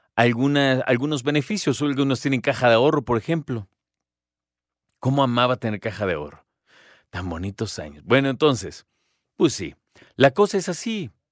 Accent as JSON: {"language": "Spanish", "country": "Mexico", "said": "como mexicanos"}